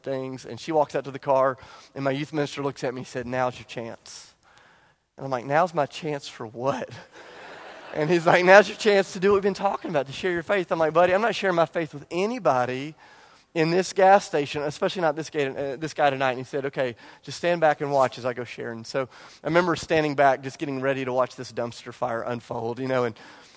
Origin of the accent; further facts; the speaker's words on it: Charleston, South Carolina, United States; I grew up in Charleston